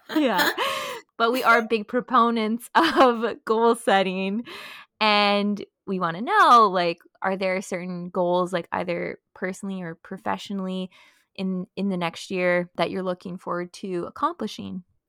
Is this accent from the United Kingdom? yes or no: no; Thunder Bay, Ontario, Canada; moved away as an adult; now in Montreal, Canada; I'm also from Thunder Bay